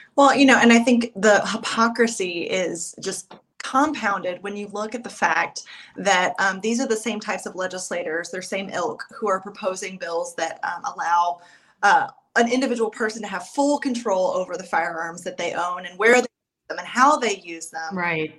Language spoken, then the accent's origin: English; East Tennessee, United States; I am from East Tennessee. I have lived here all of my life